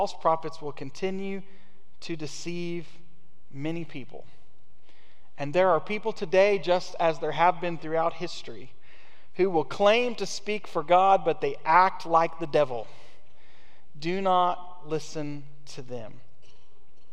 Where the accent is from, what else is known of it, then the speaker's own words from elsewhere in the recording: United States; American Christians